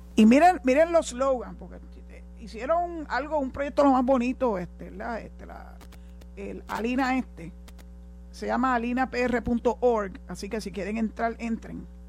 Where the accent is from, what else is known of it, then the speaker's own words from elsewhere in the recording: Puerto Rico; los puertorriqueños nos expresamos mejor en español